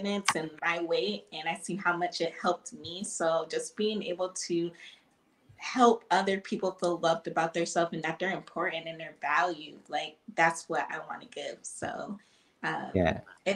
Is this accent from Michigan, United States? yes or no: yes; Lansing, Michigan, United States; I'm 25. I'm from Lansing. I'm a personal trainer here